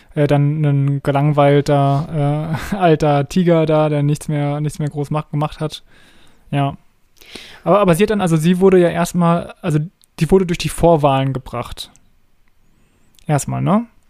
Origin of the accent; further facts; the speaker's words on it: Germany; bei uns in Deutschland